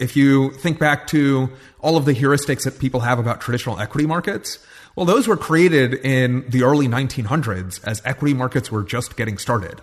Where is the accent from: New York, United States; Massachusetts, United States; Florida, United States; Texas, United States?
New York, United States; I grew up in New York